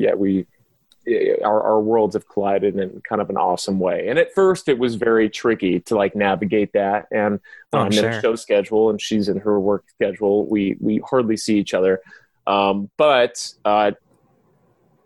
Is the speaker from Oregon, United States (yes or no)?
no; West Covina, California, United States; I grew up in West Covina